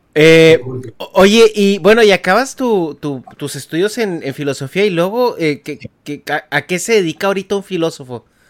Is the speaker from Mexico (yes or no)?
yes; Chihuahua, Mexico; born or raised there; moved away as an adult; now in United States